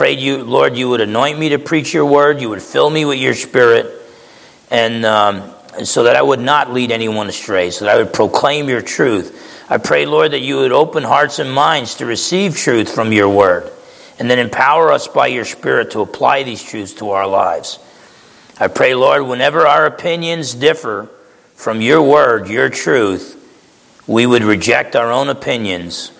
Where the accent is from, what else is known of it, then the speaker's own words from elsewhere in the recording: New Jersey, United States; I grew up in New Jersey